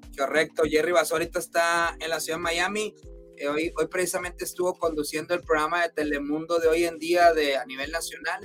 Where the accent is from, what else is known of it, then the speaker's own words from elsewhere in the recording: Chihuahua, Mexico; now in Utah, United States; de donde yo soy originario, de Chihuahua, Chihuahua